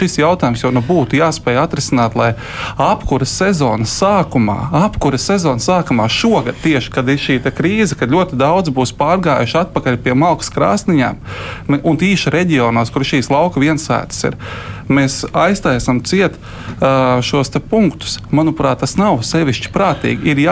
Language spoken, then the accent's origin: Latvian; Zemgale, Latvia; es no Zemgals.